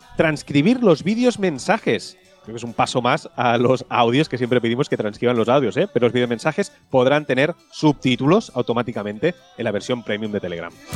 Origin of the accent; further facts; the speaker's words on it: Tiana, Catalonia, Spain; mi pueblo, de Tiana